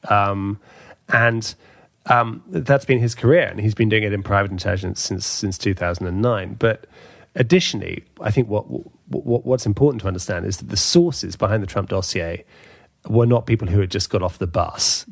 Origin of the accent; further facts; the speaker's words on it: London, United Kingdom; my hometown in London